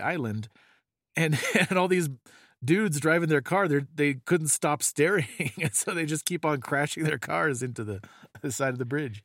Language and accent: English; California, United States; we grew up in California